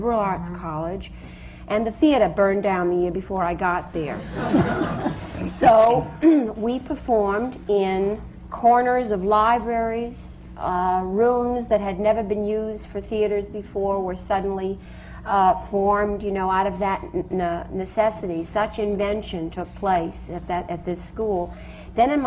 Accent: Portland, Maine, United States; I was born in Portland

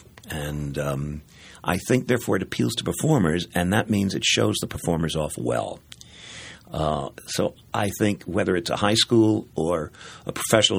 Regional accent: New York, United States; I was born in New York

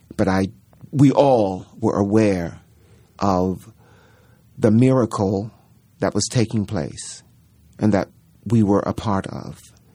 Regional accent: Baltimore, Maryland, United States; moved away; we opened in Baltimore, which was so delicious for me because that's my hometown

